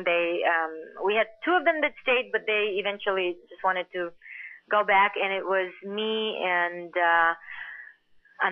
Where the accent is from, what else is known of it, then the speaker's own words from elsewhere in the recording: Bulgaria; also born or lived in Queens, New York; now in Los Angeles, United States; growing up in Bulgaria